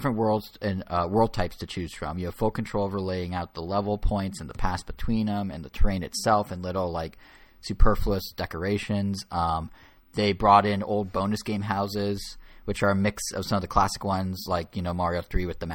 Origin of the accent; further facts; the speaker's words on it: United States; I'm American through and through